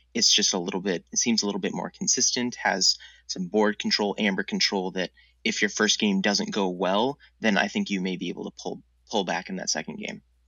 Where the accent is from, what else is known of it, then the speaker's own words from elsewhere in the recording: Minneapolis, Minnesota, United States; I'm from Minneapolis